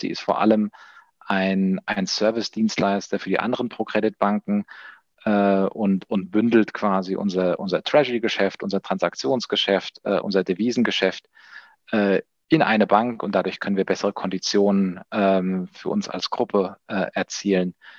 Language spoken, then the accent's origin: German; Taunus, near Frankfurt, Hesse, Germany; also born or lived in Spain / France / Central America; Ich komme hier tatsächlich aus der Umgebung Frankfurt, wo wir auch unser, unser Office haben, äh, aus, dem, aus dem Taunus